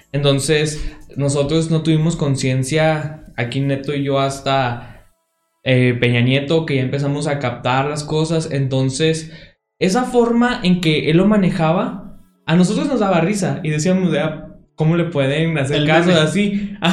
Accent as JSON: {"language": "Spanish", "country": "Mexico", "tie": "born or raised there", "said": "mi registro de que nací en México"}